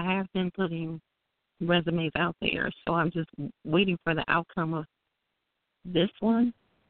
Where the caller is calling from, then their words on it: Illinois, United States; I'm calling from Illinois.